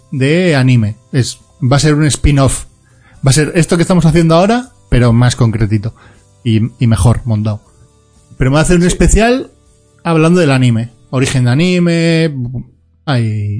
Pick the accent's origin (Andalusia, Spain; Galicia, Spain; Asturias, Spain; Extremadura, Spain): Galicia, Spain; me queda mi tierra amada, no, no porque sí, sino porque si no me pegan una toba, que es Galicia